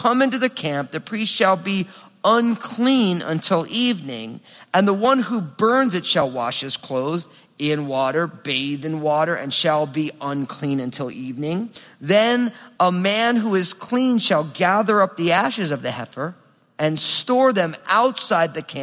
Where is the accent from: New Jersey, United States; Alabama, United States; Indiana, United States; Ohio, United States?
New Jersey, United States; I'm from New Jersey